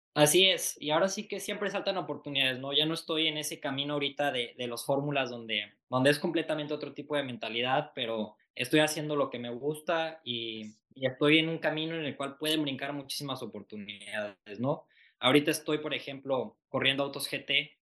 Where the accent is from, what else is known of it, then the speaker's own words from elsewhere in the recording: Mexico; hemos sido muy pocos mexicanos